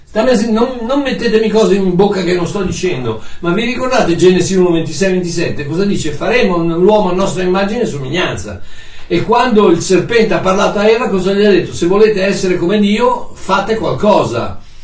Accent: Italy; moved away as an adult; Io sono italiano, ok? Nato in Italia, da genitori italiani, vissuto in Italia per 21 anni

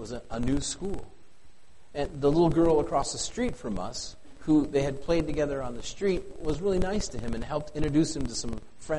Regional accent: the Dakotas, United States; now in Plevna, United States; It's so bright where I live. And I miss it. After growing up in the Dakotas, holy smokes, I miss stars.

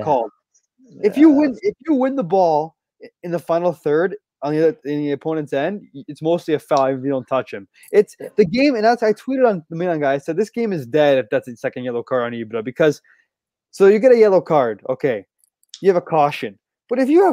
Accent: Canada; We're Canadian

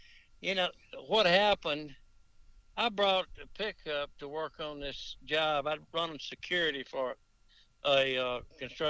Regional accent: Toccopola, Mississippi, United States; growing up in Tocopola and such places

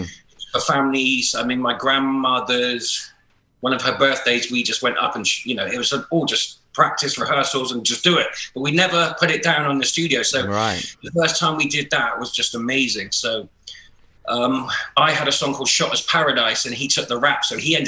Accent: Bristol, South West England, United Kingdom; Growing up in Bristol

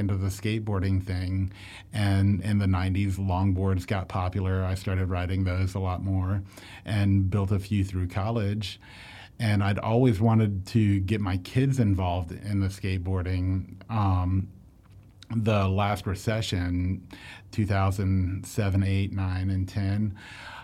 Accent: Orlando, Florida, United States; I grew up in Orlando

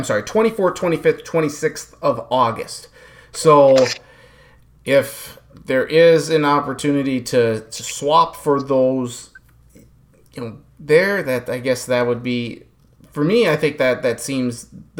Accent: Minnesota, United States; here in Minnesota, and as a Minnesotan

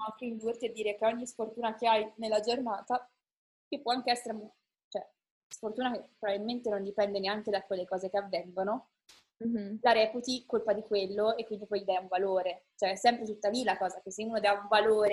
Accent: Italy; siamo noi eh, sfigati italiani

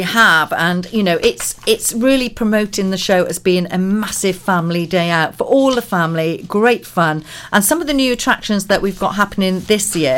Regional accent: Pembrokeshire, Wales, United Kingdom; I'm 56 this and born and bred in Pembrokeshire

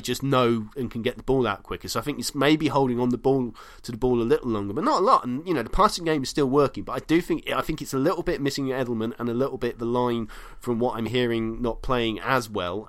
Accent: United Kingdom; as a Brit.

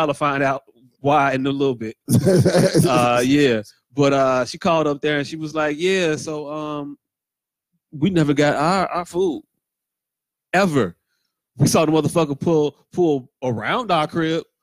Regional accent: Chicago, Illinois, United States; I'm from Chicago

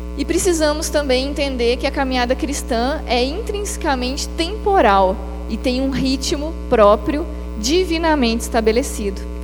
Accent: Maringá, Paraná, Brazil; moved away as an adult; now in Belo Horizonte, Brazil; Eu sou de Maringá, no Paraná.

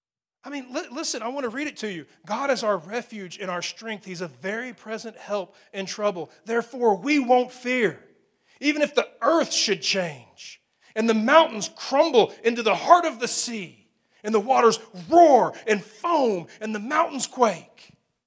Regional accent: Amarillo, Texas, United States; I grew up in Amarillo, Texas, so it's on the edge of Tornado Alley, you know.

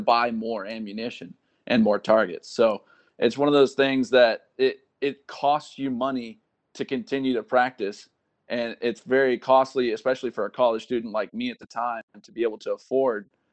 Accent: Caldwell, Texas, United States; moved away as an adult; now in Fort Benning, Georgia, United States; I'm from Caldwell, Texas.

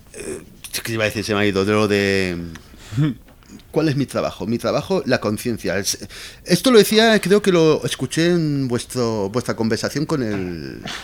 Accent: Valencia, Valencian Community, Spain; moved away as an adult; also born or lived in Barcelona / Madrid; now in Mexico; yo me he criado 23 años en, en Valencia

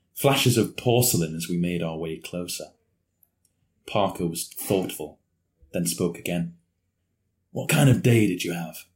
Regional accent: Newcastle upon Tyne, North East England, United Kingdom; I am from Newcastle

